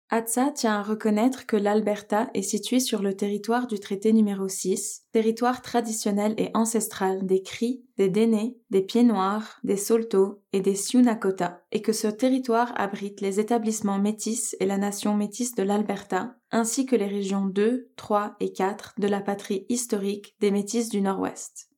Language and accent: French; Costa Rica; French is a second language; moved away as an adult; also born or lived in Brazil; now in Calgary, Canada; je viens du Costa Rica, de l'Amérique centrale, mais après le Costa Rica, ben, j'ai ménage au Brésil.